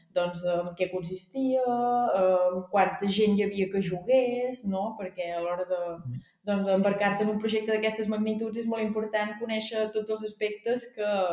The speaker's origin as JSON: {"language": "Catalan", "town": "Vic", "region": "Catalonia", "country": "Spain", "tie": "born or raised there", "moved": "yes", "said": "jo vaig néixer a Vic, per tant, si he sigut d'Osona sempre"}